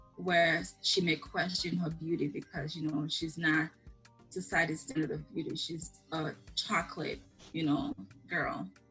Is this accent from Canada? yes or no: no; Sierra Leone; moved away; growing up in Sierra.